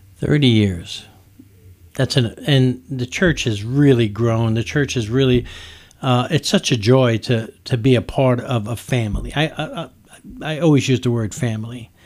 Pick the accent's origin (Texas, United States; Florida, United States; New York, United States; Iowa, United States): New York, United States; now in Nicholasville, United States; I'm from New York, I call it soda. We don't call it pop in New, in, in, in New York